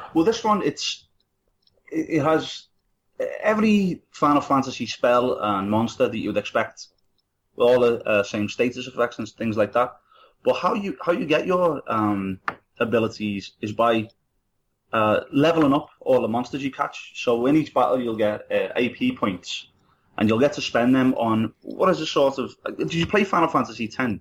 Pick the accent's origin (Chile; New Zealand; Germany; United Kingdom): United Kingdom; Liverpool, North West England; I'm from Liverpool, and it's such a Irish city.